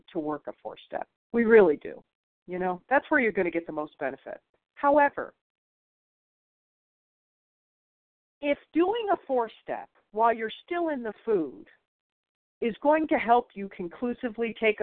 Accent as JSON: {"language": "English", "region": "Michigan", "country": "United States", "said": "I'm from Michigan"}